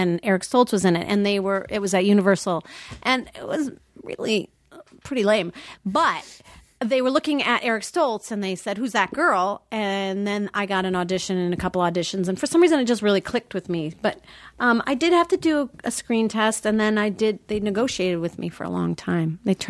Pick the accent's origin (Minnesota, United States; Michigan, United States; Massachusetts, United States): Minnesota, United States; because I came from Minnesota.